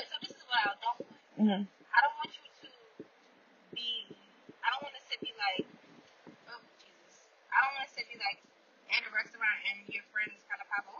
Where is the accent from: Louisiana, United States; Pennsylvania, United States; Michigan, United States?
Pennsylvania, United States; Philadelphia; I'm from West Philly, but I want to live in.